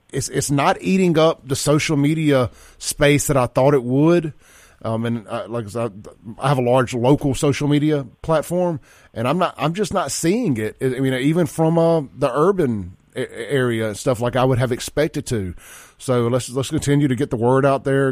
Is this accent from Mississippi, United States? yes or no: yes; Jackson, Mississippi, United States; I grew up here in Jackson up to about three years ago